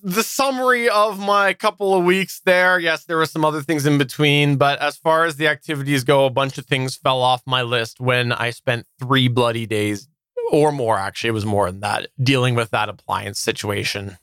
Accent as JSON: {"language": "English", "country": "Canada", "said": "I'm Canadian and I'm Canadian"}